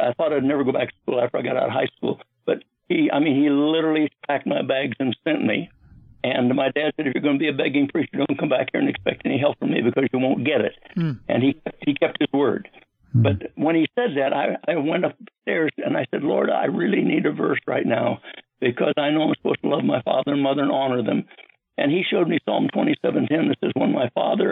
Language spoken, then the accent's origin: English; Nebraska, United States; I was born outside the United States in a place called Nebraska, and in a little tiny town